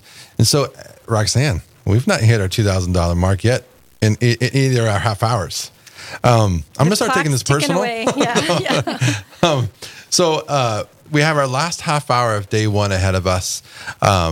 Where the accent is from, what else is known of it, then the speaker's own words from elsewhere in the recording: California, United States; moved away; also born or lived in Crookston; I'm originally from California